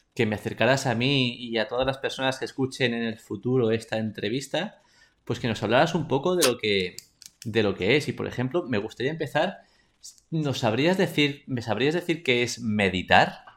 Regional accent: Spain

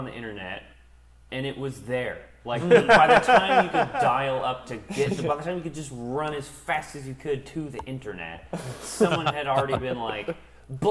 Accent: New Hampshire, United States; now in Austin, United States; I grew up in New Hampshire

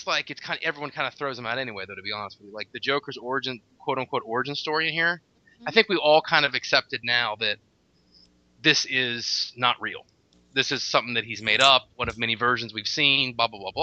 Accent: Tallahassee, Florida, United States; I am from Tallahassee, Florida

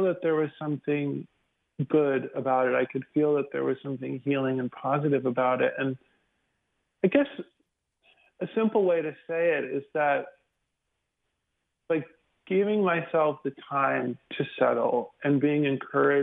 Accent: the South, United States; also born or lived in Houston; now in Dallas, United States; growing up in the South in a small town

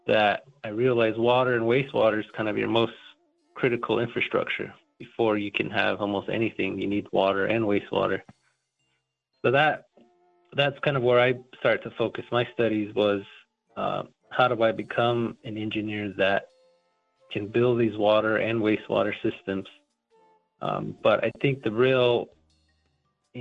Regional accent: United States; I grew up on the Navajo Reservation

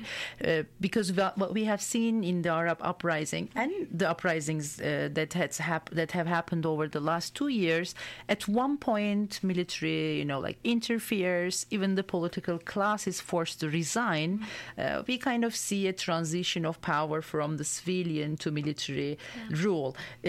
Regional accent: Turkey; And I am from Turkey.

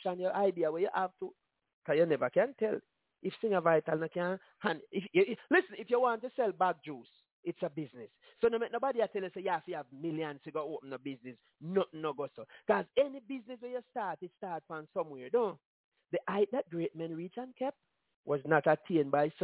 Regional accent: Jamaica; I'm from Jamaica

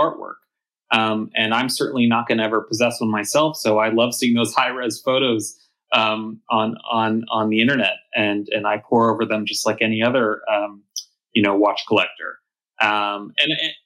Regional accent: Los Angeles, California, United States; I'm from Los Angeles, born and raised. It's my hometown.

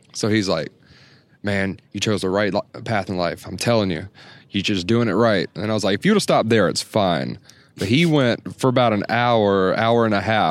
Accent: South Carolina, United States; I'm from South Carolina. And for those who do not know where that is, it's inside the United States of America

